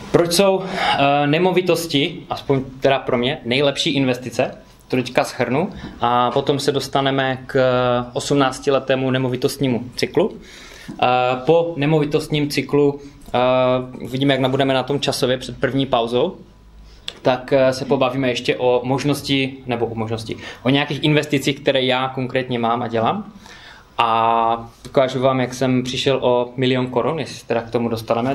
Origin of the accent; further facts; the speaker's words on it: Karviná, Moravian-Silesian Region, Czechia; moved away as an adult; also born or lived in United Kingdom; pocházím z Karviné